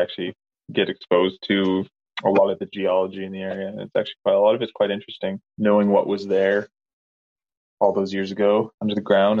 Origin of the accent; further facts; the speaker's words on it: Canada; moved away; I think growing up in the Peace Country was only half of it.